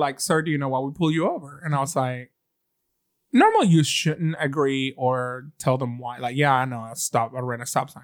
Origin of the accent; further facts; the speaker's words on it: Venezuela; now in Birmingham, United States; I'm from Venezuela. My green card is in the front of my car.